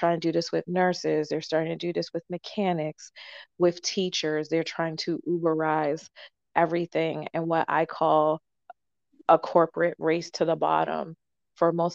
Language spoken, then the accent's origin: English; Boston, Massachusetts, United States; I'm from the Boston area